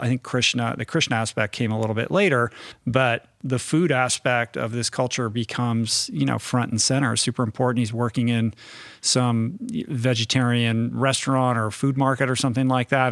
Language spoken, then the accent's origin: English; Washington, District of Columbia, United States; moved away as an adult; also born or lived in New York; I grew up in Washington, D C, um, but I grew up kind of in an inside the beltway.